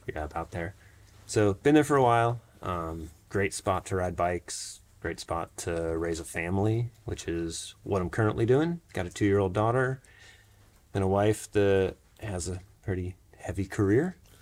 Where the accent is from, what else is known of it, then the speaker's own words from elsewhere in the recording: Jacksonville, Florida, United States; now in Brevard, United States; I grew up in Jacksonville, Florida